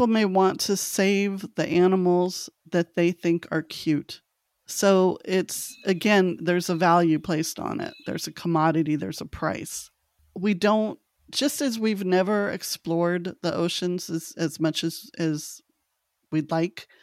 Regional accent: Los Angeles, California, United States; moved away; I'm originally from Los Angeles

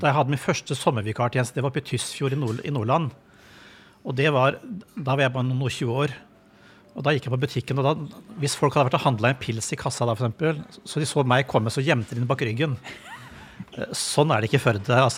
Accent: Madagascar; also born or lived in Mali; Det ene er der jeg, der jeg er født og vokst opp, på Madagaskar. Ja. Som jo er en veldig frodig øy, og, og hvor kirken står ganske sterkt

